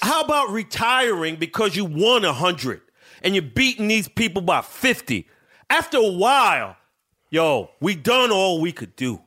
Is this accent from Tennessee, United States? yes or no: no; New York City, New York, United States; I was born in New York City